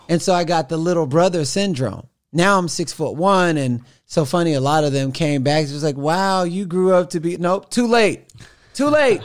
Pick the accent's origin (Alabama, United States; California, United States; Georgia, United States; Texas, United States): Texas, United States; Missouri City; moved away; also born or lived in Houston / Los Angeles; I was born in Houston, raised in Missouri City